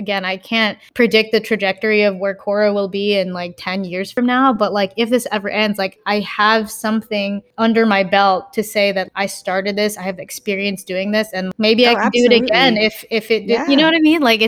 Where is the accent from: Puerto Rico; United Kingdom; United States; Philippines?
Philippines; And also, I guess I want to say being Filipino, it's almost like ingrained into our culture.